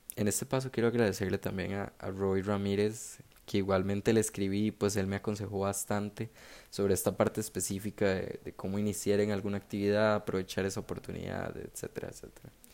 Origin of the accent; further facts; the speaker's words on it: San José, Costa Rica; nací en San José